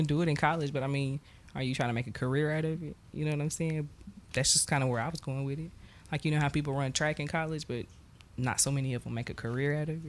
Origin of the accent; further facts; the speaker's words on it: Kansas City, Missouri, United States; moved away; also born or lived in Texas; I'm from Kansas City.